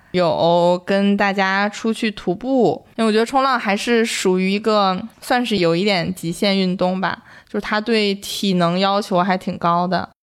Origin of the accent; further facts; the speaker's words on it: Northeast China, China; also born or lived in Beijing; now in Sanya, China; 因为我是一个东北人嘛